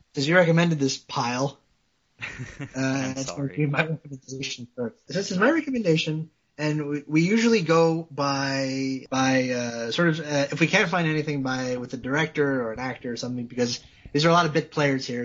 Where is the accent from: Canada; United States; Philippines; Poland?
Canada; I'm French, like I'm French Canadian